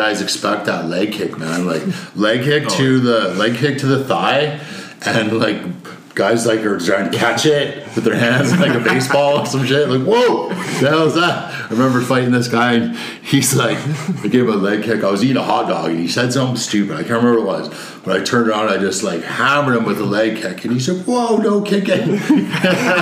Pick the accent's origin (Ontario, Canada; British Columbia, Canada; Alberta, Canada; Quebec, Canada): British Columbia, Canada; Penticton; born or raised there